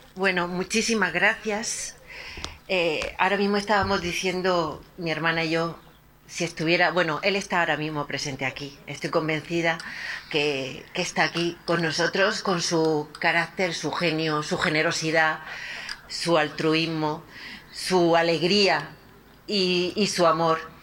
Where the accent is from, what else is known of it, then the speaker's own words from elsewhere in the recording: Torre Pacheco, Region of Murcia, Spain; moved away; nuestra iglesia de Torre Pacheco